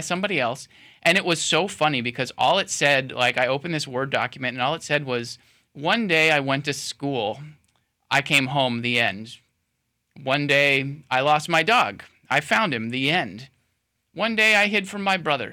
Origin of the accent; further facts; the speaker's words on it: Sebring, Florida, United States; now in Lakeland, United States; my hometown in Sebring, you know, I, I, became like a cub reporter at age 16 for my hometown newspaper